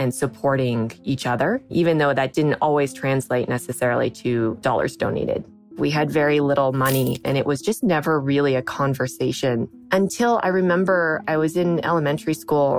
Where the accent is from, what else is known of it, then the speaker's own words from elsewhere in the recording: Sierra City, California, United States; moved away; also born or lived in New York; I grew up in Northern California. My parents, when they were younger, decided to build a log cabin in the mountains near a town called Sierra City in Northern California. And so that's where I grew up